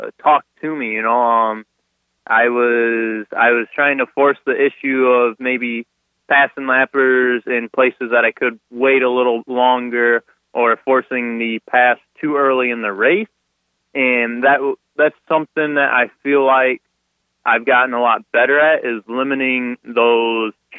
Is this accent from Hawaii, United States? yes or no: no; Sterling, Illinois, United States; I'm from Sterling, Illinois